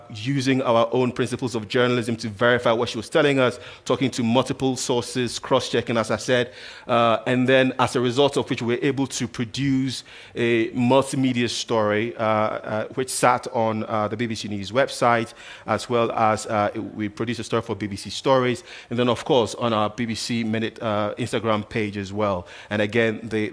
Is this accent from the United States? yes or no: no; Ghana; I'm from Ghana, so I like to cite a lot of these examples as well